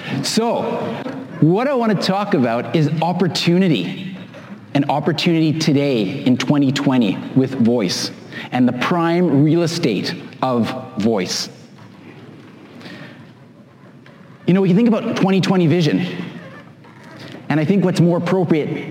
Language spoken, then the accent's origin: English; Vancouver, British Columbia, Canada; this is my hometown. Anybody know where this is? Vancouver